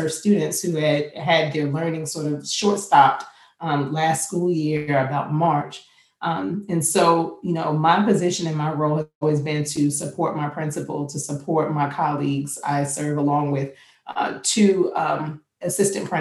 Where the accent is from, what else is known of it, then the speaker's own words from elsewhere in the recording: New York City, New York, United States; now in Virginia, United States; I'm from Queens, New York